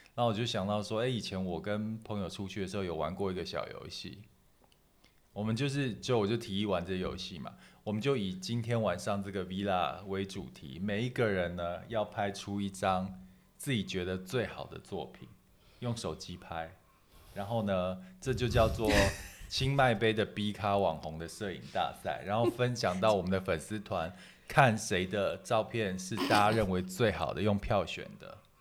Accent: Taiwan; also born or lived in Chiang Mai, Thailand; 因为那已经是四十几年前的事情了。如果考虑到教育的话，他还是觉得是在台湾会比较好，所以就跟我妈就是到就搬到台湾去了。

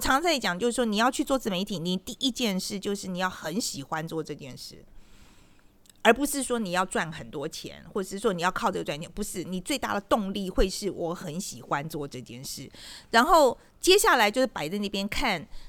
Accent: Taiwan; 我们台湾人

